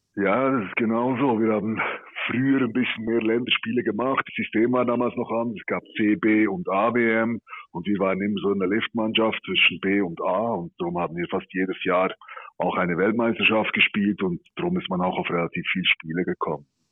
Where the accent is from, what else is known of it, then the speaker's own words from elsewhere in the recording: Switzerland; wir als Schweizer